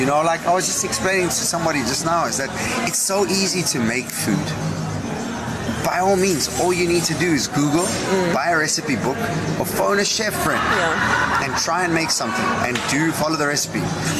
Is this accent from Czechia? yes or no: no; South Africa; also born or lived in Portugal; Sun International is the reason why I'm in South Africa. Okay. 7 years old, we moved here from Portugal, and my dad was in charge of food and beverage for Fish River Sun in the Eastern Cape.